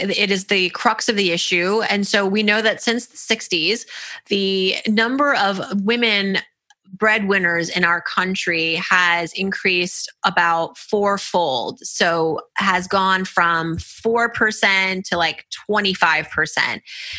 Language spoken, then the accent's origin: English; Nigeria; I'm Nigerian culturally.